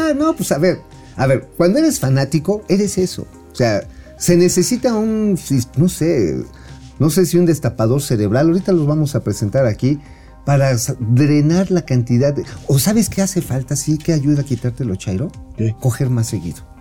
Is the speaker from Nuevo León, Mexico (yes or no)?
no; Tula, Hidalgo, Mexico; ahí de donde yo soy oriundo